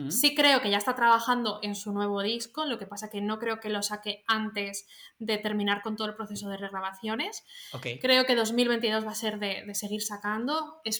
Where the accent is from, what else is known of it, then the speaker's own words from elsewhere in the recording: Soria, Castile and León, Spain; Yo soy de Soria.